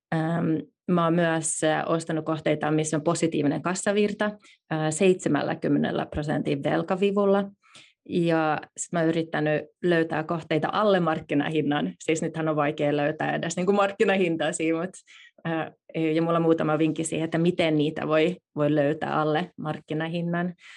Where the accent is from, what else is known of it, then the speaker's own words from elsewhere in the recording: Finland; also born or lived in Silicon Valley, United States; now in United States; päätettiin muuttaa takaisin Suomeen